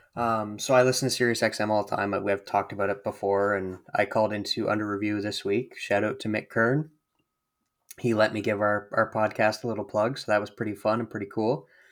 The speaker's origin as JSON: {"language": "English", "country": "Canada", "said": "we're Canadian"}